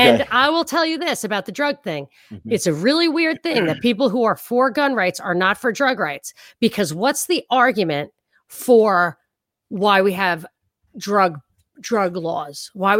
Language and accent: English; New York, United States; I'm from New York. I thrive on it. I love it. My culture is everything.